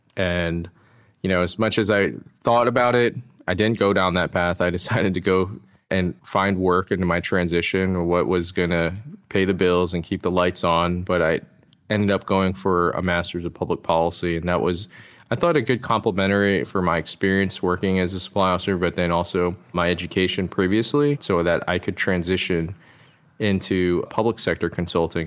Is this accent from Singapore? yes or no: no; DC metro area, Maryland, United States; I was born and raised in the D C metro area, just in, uh, Maryland.